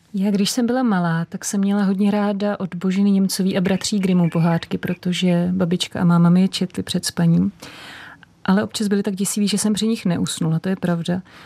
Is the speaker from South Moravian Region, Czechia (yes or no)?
no; Prague, Czechia; jsem vyrůstala pod Vyšehradem u železničního mostu